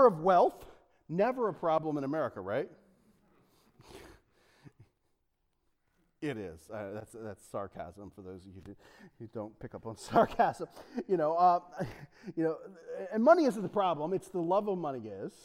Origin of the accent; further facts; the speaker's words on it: Delaware, United States; I'm from Delaware